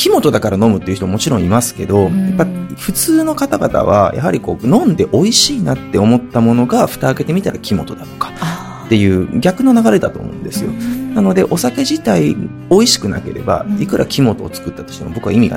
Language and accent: Japanese; Hiroshima, Japan; 広島出身なので